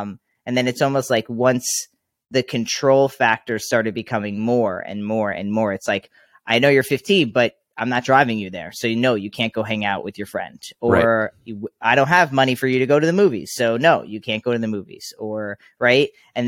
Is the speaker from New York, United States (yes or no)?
yes; New York, United States; I grew up on Long Island, so it's much different.